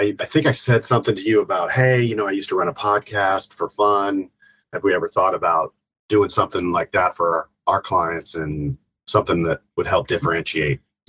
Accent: Columbus, Ohio, United States; born and raised in Columbus, Ohio. So I have roots in the Buckeye State

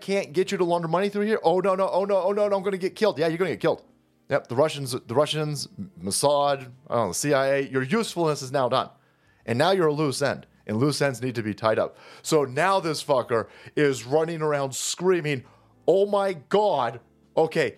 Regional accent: United States; as an American tax chattel

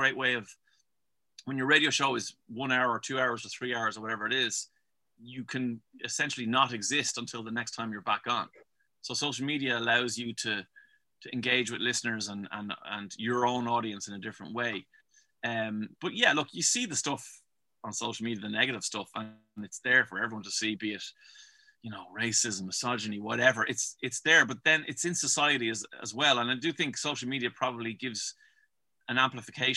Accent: Dublin, Leinster, Ireland; I'm from Dublin.

